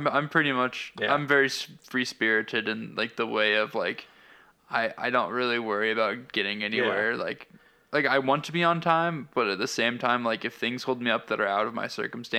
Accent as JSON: {"language": "English", "region": "Nebraska", "country": "United States", "said": "we're from Nebraska in the Midwest."}